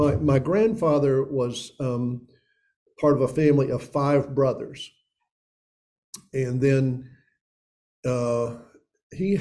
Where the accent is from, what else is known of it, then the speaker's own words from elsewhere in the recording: Elizabethton, Tennessee, United States; I grew up in Upper East Tennessee. That's the Tri-Cities. That's Johnson City, Bristol, Kingsport. And I grew up in a suburb of Johnson City, Elizabethton.